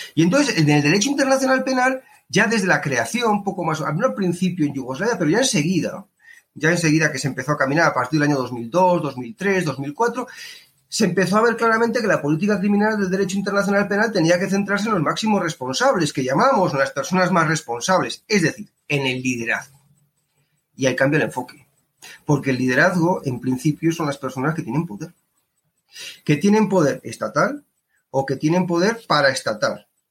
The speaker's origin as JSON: {"language": "Spanish", "country": "Spain", "moved": "yes", "lives_now": "Colombia", "said": "yo vengo de España"}